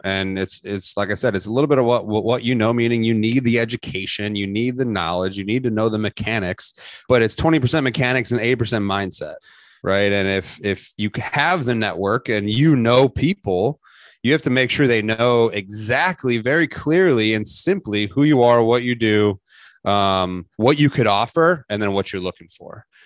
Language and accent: English; Chicago, Illinois, United States; moved away as an adult; now in Pensacola, United States; I'm originally from the Chicagoland area. I grew up right outside the city.